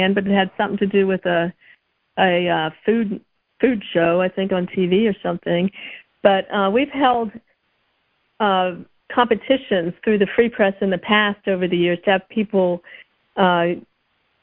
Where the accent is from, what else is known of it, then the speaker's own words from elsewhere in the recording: Columbus, Ohio, United States; My dad still lives on Dunedin Road where I grew up